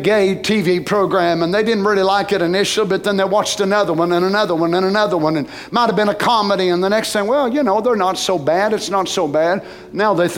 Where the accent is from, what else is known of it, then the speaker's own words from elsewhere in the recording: United States; as a Christian, as an American